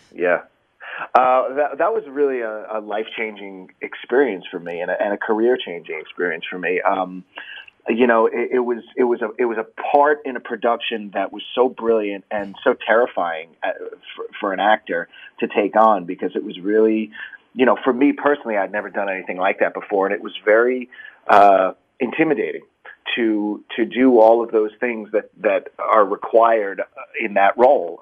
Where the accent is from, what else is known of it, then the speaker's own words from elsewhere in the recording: Long Island, New York, United States; also born or lived in Bronx, New York / Manhattan, New York; grew up um, on Long Island and in Manhattan